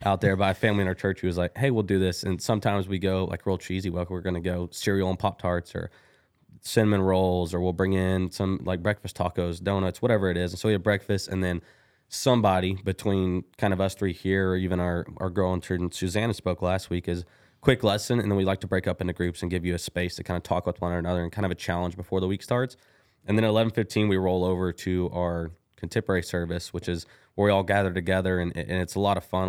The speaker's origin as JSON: {"language": "English", "town": "Kilgore", "region": "Texas", "country": "United States", "moved": "yes", "lives_now": "Bryan, United States", "said": "I am from Kilgore, Texas, a little bitty East Texas old town"}